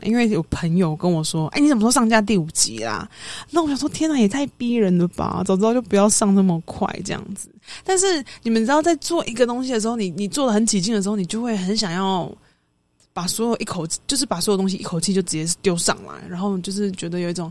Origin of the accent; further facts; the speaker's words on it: Taipei, Taiwan; 当时我住台，我是台北人